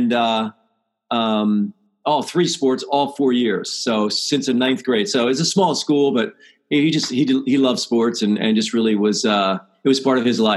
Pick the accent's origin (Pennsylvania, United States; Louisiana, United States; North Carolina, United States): Pennsylvania, United States; I grew up in Pennsylvania